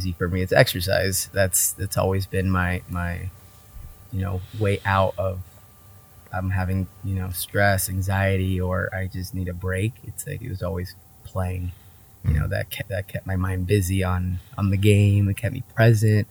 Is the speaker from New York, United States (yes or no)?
no; Vista, California, United States; also born or lived in San Diego / Oregon; I was born in San Diego, but grew up in Vista, Oceanside area